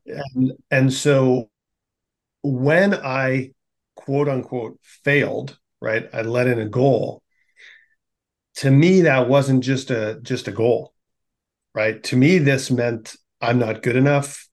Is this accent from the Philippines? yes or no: no; Winnipeg, Manitoba, Canada; born or raised there